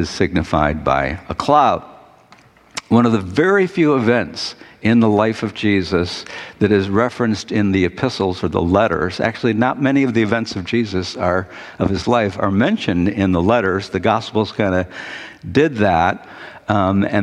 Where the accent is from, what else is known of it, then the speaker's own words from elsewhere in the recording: Detroit, Michigan, United States; growing up in Detroit